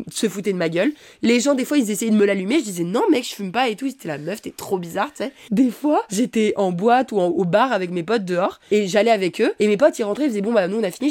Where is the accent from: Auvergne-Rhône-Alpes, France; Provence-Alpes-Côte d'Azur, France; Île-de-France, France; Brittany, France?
Auvergne-Rhône-Alpes, France; Savoie; now in Paris, France; je viens pas de Paris donc mes parents ils habitent euh, en Savoie